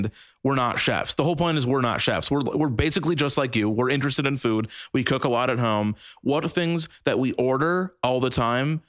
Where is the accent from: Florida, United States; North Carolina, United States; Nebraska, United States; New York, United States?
Nebraska, United States; Omaha; we grew up in Omaha, Nebraska